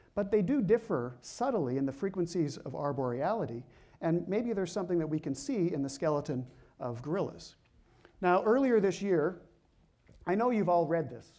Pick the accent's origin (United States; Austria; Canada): Canada; I'm Canadian